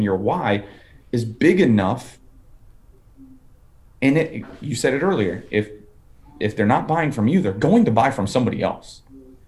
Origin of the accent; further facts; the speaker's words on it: Fort Lauderdale, Florida, United States; now in Nashville, United States; I'm from Fort Lauderdale